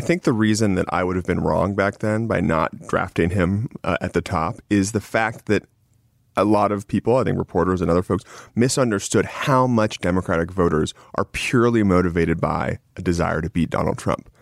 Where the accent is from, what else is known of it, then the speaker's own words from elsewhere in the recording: Nevada, United States; my home state